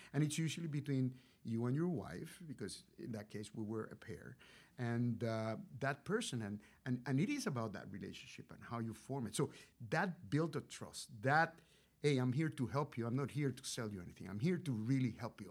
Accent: Puerto Rico; moved away as an adult; also born or lived in Rochester, New York; I was, uh, born and raised in Puerto Rico, so I'm a Boricua

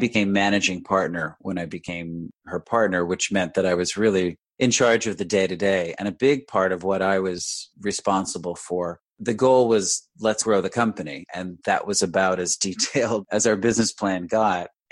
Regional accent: Westchester County, New York, United States; I came back home, which I grew up in Westchester County in New York

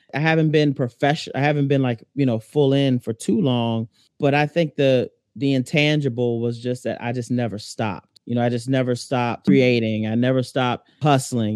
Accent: Alexandria, Virginia, United States; I'm originally from Alexandria, Virginia, you know, which is ten minutes from D C.

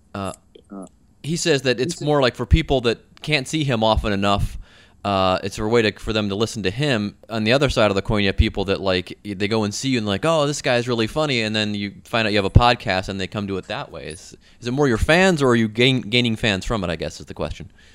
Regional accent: Midwest, United States; accent: Midwestern; that's my Midwestern accent.

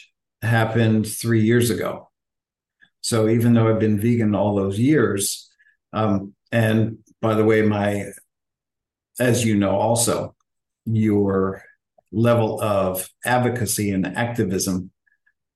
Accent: Philadelphia, Pennsylvania, United States; moved away; also born or lived in Atlanta, Georgia; My hometown is Philadelphia, by the way. So it was a great town to grow up in musically and culturally

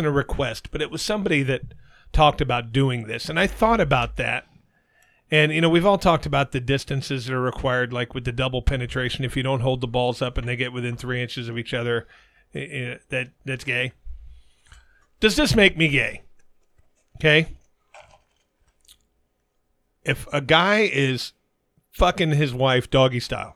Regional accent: Arizona, United States; my home state of Arizona

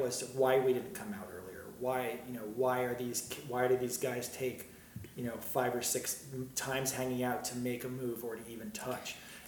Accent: Hartford, Connecticut, United States; I grew up just outside of Hartford, Connecticut.

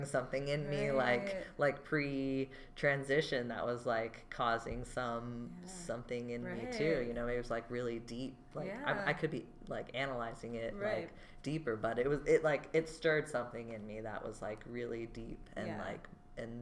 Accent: Georgia, United States; I'm from Georgia

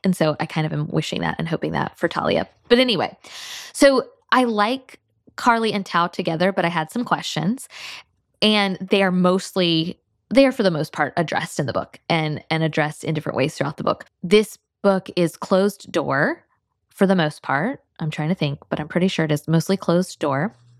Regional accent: North Florida, United States; also born or lived in Alabama; now in South Georgia, United States; I grew up in North Florida, and I now live in South Georgia

